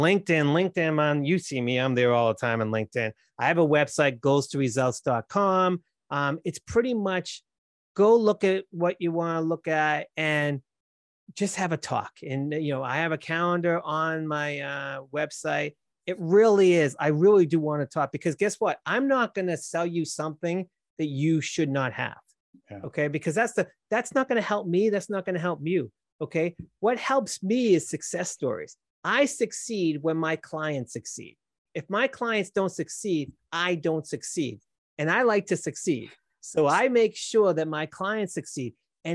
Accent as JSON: {"language": "English", "region": "Massachusetts", "country": "United States", "accent": "Boston", "said": "That's how it is. I can't change my accent. It is what it is."}